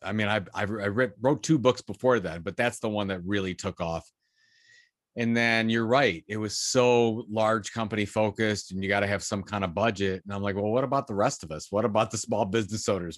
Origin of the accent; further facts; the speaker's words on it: Sandusky, Ohio, United States; I grew up in Sandusky, Ohio, is, which is between Toledo and Cleveland, Ohio